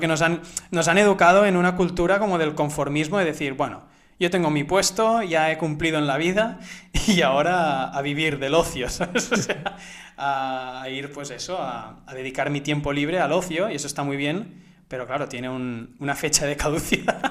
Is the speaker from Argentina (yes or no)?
no; Spain; also born or lived in Barcelona; yo soy español